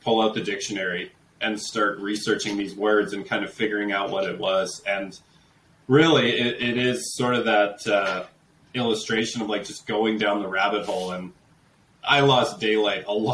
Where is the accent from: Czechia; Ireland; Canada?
Canada; Calgary, Alberta; I'm a city kid. Like, I'm from Calgary